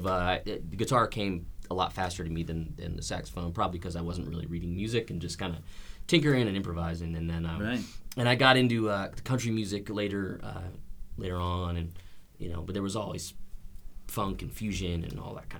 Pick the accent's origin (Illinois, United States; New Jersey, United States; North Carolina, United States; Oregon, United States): New Jersey, United States; Western; also born or lived in Pittsburgh, Pennsylvania; now in Nashville, United States; I grew up in Western New Jersey, and I lived for a long time in Pittsburgh.